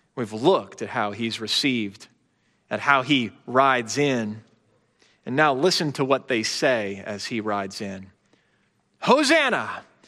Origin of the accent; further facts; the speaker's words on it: Chicago, Illinois, United States; I grew up in the Chicago area during the Bulls three-peat era